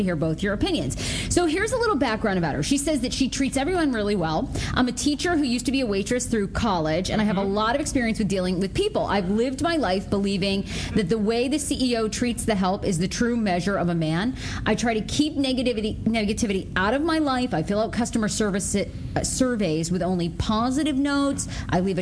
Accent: Rangeley, Maine, United States; moved away; I grew up in Maine, in rural Maine. Born in this little town, Rangeley.

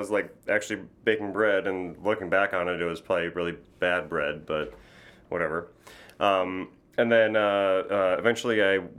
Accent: New Berlin, Wisconsin, United States; New Berlin, Wisconsin. It was like a suburb of Milwaukee.

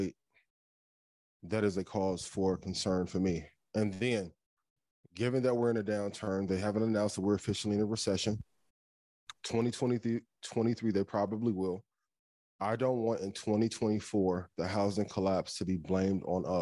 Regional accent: East Chicago, Indiana, United States; my hometown of East Chicago, Indiana

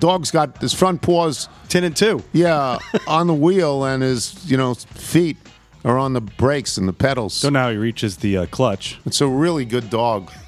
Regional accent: Baldwin, New York, United States; I grew up in Baldwin, and Baldwin is where my cousins Alan and Nancy grew up

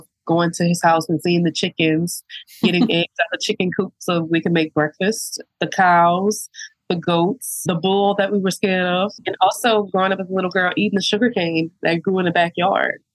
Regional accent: St. James Parish, Louisiana, United States; I was born and raised in St. James

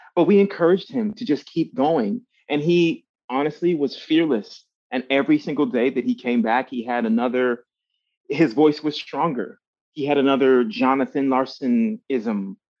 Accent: Miami, Florida, United States; I grew up in Miami, Florida

